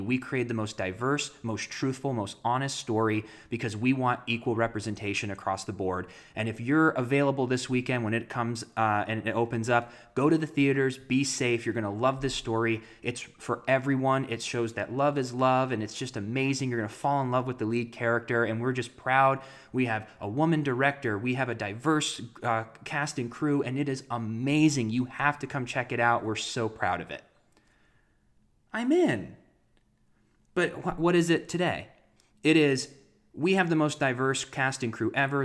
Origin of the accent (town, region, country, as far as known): Ohio, United States; born or raised there